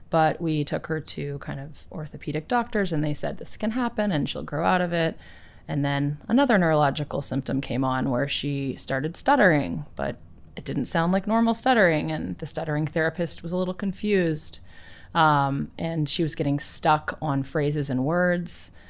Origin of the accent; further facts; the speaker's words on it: East Coast, United States; moved away; I grew up on the East Coast